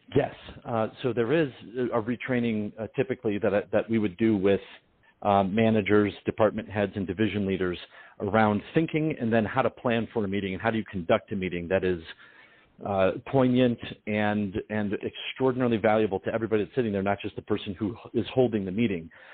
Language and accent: English; Detroit, Michigan, United States; my family's uh, uh, Sicilian Ukrainian, and I'm from Detroit